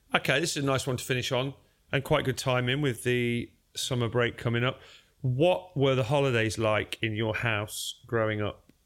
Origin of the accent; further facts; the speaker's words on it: Derby, East Midlands, United Kingdom; also born or lived in South London; now in London, United Kingdom; I am from Derby